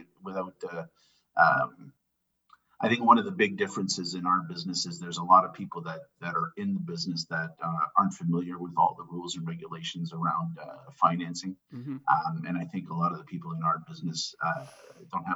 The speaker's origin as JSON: {"language": "English", "town": "Elliot Lake", "region": "Ontario", "country": "Canada", "tie": "born or raised there", "also_born_or_lived": "Sudbury, Ontario", "said": "I was born in Sudbury, Ontario. So I'm a Northern Ontario boy. Mm-hmm. And we moved probably 9 months after I was born to a little town outside of Elliott Lake. So I was able to grow up with a heavy Italian influence and a heavy Northern Ontario influence"}